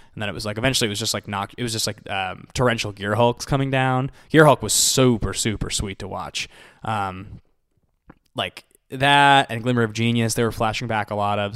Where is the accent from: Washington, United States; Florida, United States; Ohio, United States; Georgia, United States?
Washington, United States; Seattle; I'm from there